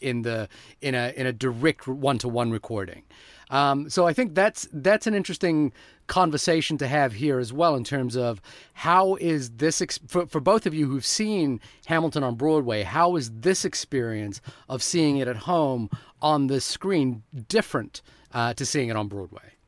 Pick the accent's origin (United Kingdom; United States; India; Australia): India; I'm Indian